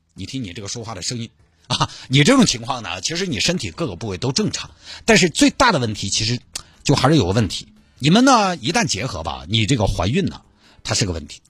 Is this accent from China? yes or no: yes; Sichuan, China; accent: Sichuanese; 我就尽量四川话